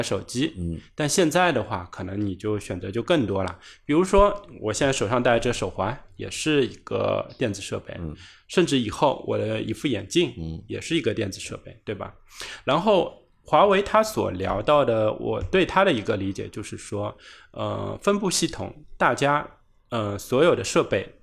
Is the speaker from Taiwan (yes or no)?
no; China; 这也是我们中国人的骄傲